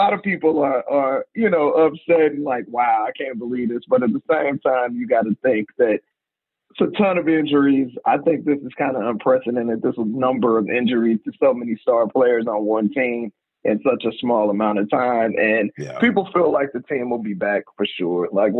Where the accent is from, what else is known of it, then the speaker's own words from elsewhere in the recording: Oakland, California, United States; I'm from Oakland and I'm a Warriors fan